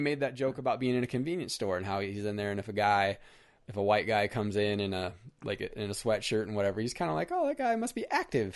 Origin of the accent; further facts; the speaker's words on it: California, United States; As a child growing up in California